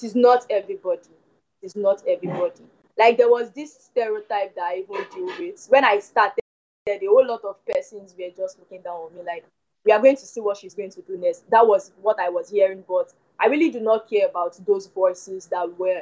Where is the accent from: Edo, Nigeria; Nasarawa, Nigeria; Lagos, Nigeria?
Lagos, Nigeria; I was born in Lagos and brought up in Lagos